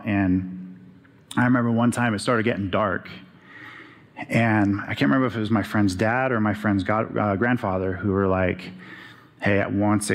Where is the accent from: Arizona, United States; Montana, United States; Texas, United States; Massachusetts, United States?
Arizona, United States; growing up in Arizona